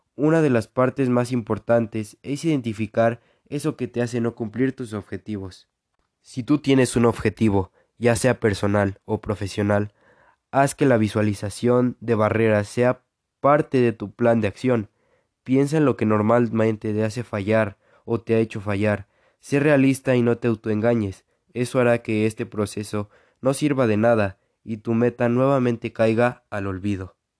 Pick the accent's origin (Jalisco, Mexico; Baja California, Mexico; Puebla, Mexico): Puebla, Mexico; now in Aquixtla, Mexico; Nací en en Puebla, México, pero actualmente vivo en Aquixtla, Puebla.